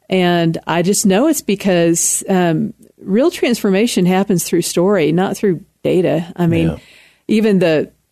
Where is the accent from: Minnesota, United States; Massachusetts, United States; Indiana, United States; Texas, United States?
Texas, United States; Austin; accent: Texas; moved away as an adult; also born or lived in San Antonio, Texas / Houston, Texas / Dallas, Texas / California; now in Colorado, United States; Spent most of my life in Austin, high school and college there